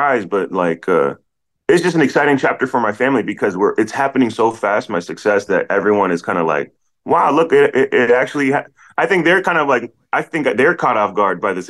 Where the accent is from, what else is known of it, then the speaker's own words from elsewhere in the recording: Silver Spring, Maryland, United States; moved away as an adult; now in Los Angeles, United States; I grew up in Silver Spring, Maryland